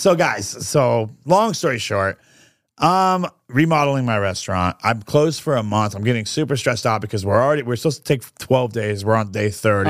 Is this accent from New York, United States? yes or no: yes; New York, United States; now in Orlando, United States; I'm from New York